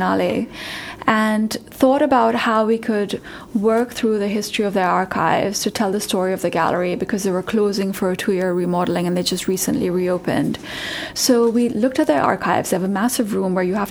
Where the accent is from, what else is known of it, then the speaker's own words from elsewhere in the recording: Pakistan; moved away; also born or lived in New York, United States / San Francisco, United States; I'm from Pakistan